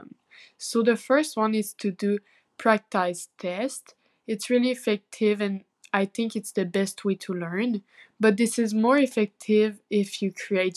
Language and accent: English; Saint-Jérôme, Quebec, Canada; I'm 15 years old and I'm from Saint-Jérôme